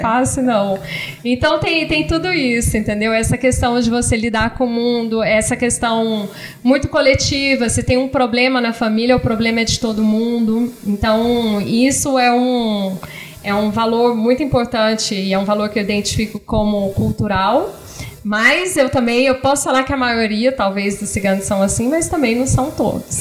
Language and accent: Portuguese; Goiânia, Goiás, Brazil; moved away as an adult; also born or lived in São Paulo / France; now in Argentina; eu sou de Goiânia e eu fui estudar em São Paulo